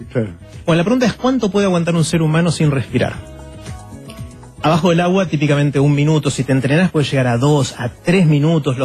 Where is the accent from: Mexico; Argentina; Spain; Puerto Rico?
Argentina; somos unos 40 millones en la Argentina